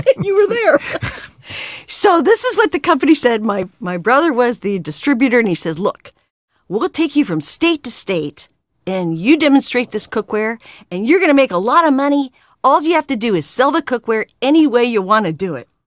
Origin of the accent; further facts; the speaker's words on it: California, United States; also born or lived in Pennsylvania; I came out to California when I was five years old and have not gone ba-, gone back yet